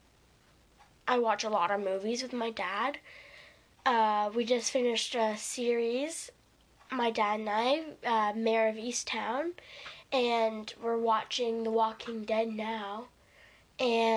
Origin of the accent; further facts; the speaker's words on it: Canada; I'm Canadian.